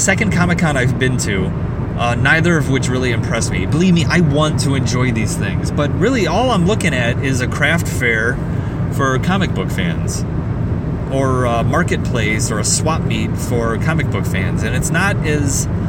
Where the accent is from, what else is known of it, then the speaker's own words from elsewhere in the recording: United States; as an American